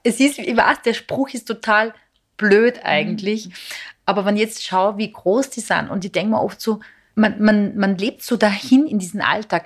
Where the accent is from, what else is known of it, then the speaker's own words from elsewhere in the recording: Serbia; now in Austria; Ich bin ja von Serbien orthodox ja. und wir leben in Österreich